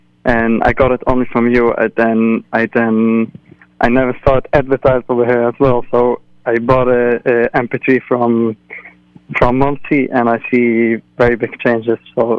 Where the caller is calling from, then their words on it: London, United Kingdom; I'm calling from London